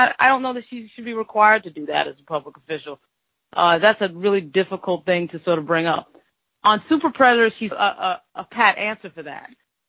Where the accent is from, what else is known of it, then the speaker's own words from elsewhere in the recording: New York, United States; I'm from New York.